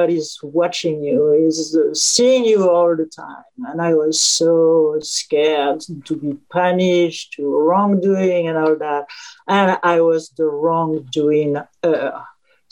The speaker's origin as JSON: {"language": "English", "region": "Auvergne-Rhône-Alpes", "country": "France", "tie": "born or raised there", "moved": "yes", "lives_now": "New York City, United States", "said": "I was born in France during World War II"}